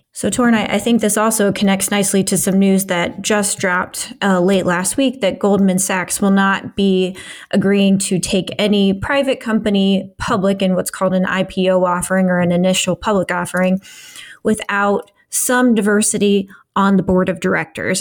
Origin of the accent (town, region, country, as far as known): Midwest, United States; born or raised there